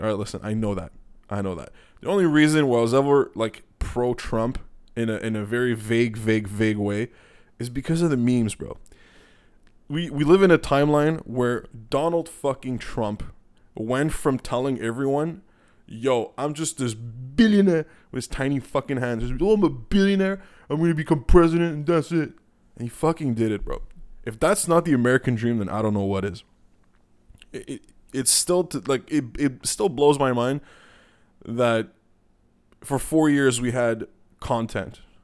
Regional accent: Canada; also born or lived in Montreal, Quebec; I'm being Canadian right now

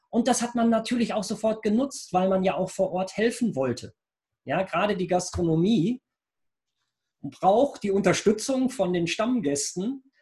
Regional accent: Rheinberg, North Rhine-Westphalia, Germany; ich komme aus Rheinberg. Wir sind ja praktisch im weitesten Sinne Nachbarn

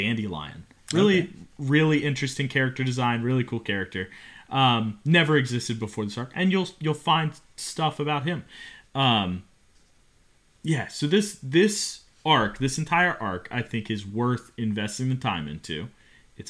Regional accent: Cincinnati, Ohio, United States; moved away; Cincy is my stomping ground. That's where I grew up. I grew up in Cincinnati

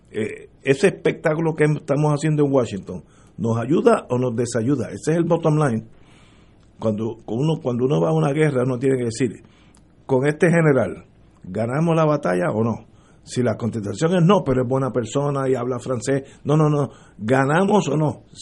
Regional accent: Puerto Rico; hablando entre nosotros que somos puertorriqueños y nos queremos y moriremos aquí todos si Dios lo quiere.

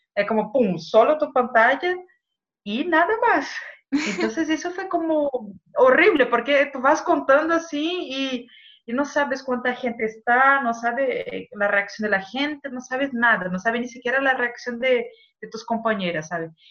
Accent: Brazil; Spanish is a second language; moved away; como yo soy brasileña y hablo español

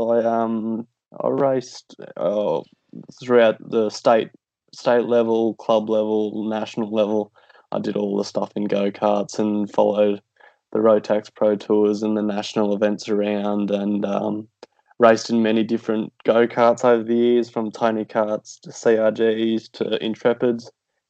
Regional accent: Pittsworth, Queensland, Australia; I'm from Pittsworth, Queensland. It was about 20 minutes west of Toowoomba. I've lived there my whole life.

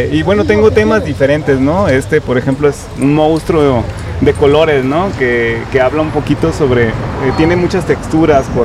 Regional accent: Jalisco, Mexico; now in Oaxaca, Mexico; Jalisco, pero pues soy una alma nómada, digamos, ¿no?

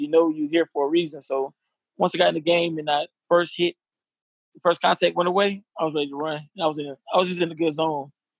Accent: Atlanta, Georgia, United States; I'm from Atlanta.

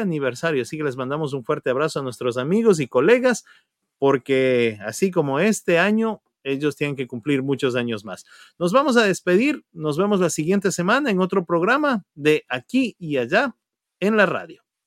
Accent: Ecuador; now in United States; mostrarnos como comunidad ecuatoriana

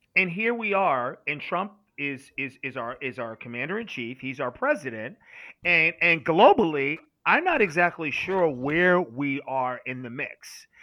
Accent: United States; as an American

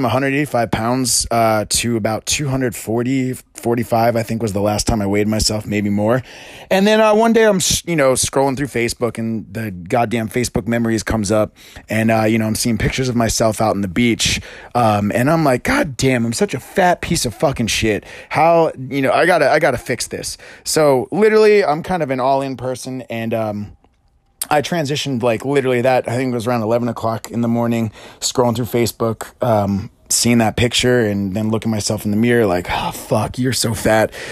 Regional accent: Pennsylvania, United States; moved away as an adult; also born or lived in Princeton, New Jersey; I was born in Pennsylvania and played soccer, was athletic all throughout my life

